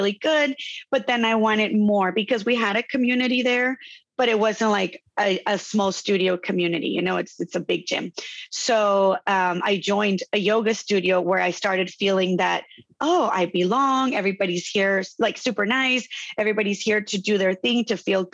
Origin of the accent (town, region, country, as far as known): Tijuana, Baja California, Mexico; born or raised there; moved away as an adult; now in Chula Vista, United States